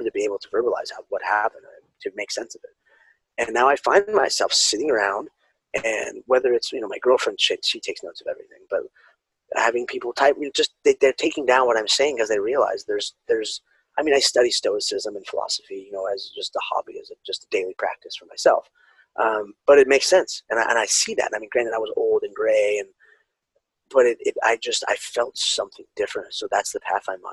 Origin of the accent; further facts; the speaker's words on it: California, United States; being raised Mexican, Spanish, you know, and growing up in California